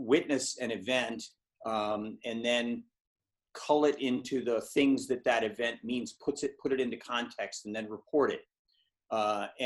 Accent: United States; now in England, United Kingdom; as an American who lives in England

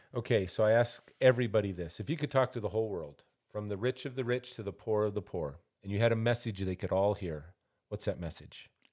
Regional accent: Montana, United States; now in Albuquerque, United States; I'm from Montana originally, and when we came here

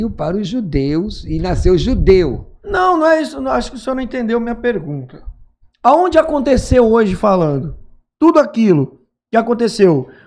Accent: Ceará, Brazil; porque eu sou cearense, sou da terra da rapadura.

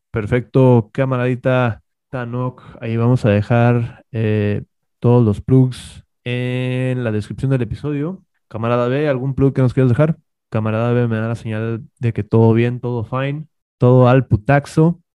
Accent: northern Mexico, Mexico; somos, muy, somos muy norteños

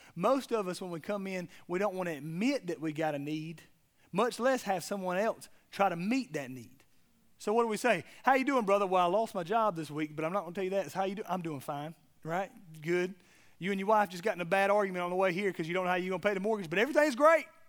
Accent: South Georgia, United States; I'm from South Georgia

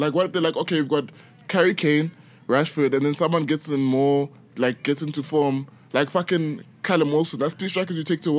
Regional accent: South Africa; also born or lived in Nigeria; yeah, I grew up in South Africa, I never played for South Africa.

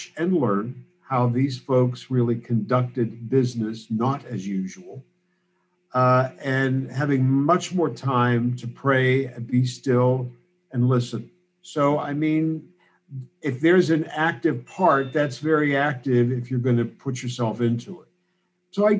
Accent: Pittsburgh, Pennsylvania, United States; moved away as an adult; also born or lived in Chicago; now in Berkeley, United States; I'm Pittsburgh born and raised, and very, very close to where Brother J.D. was born and raised in Penn Hills

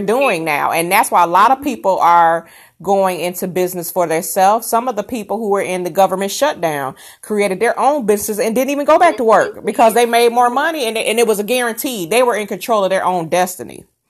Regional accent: Rockford, Illinois, United States; moved away; I'm originally from Chicago in Rockford, Illinois area

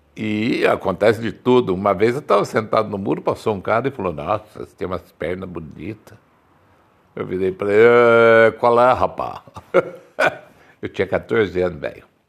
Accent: Campinas, São Paulo, Brazil; Eu nasci no Cambuí, né? é, na Antônio Lapa. Quem conhece Campinas sabe onde é Antônio Lapa

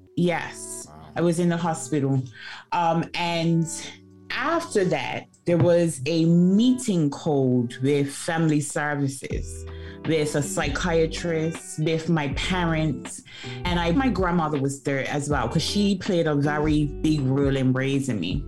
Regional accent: Bermuda; now in London, United Kingdom; I am originally from Bermuda, born and raised, proudly an onion

